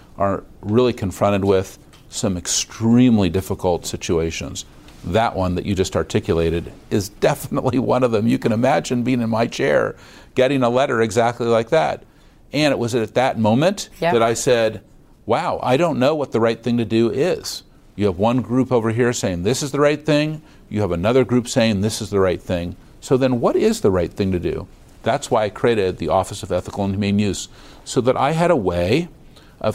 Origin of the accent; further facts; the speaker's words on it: San Francisco, California, United States; I was born on Divisadero Street.